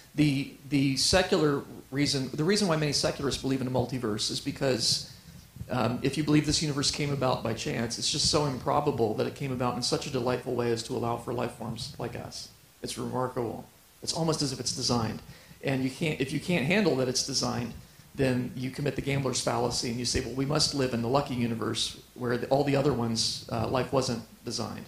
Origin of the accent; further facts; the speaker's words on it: Ohio, United States; now in Colorado Springs, United States; I grew up in Ohio.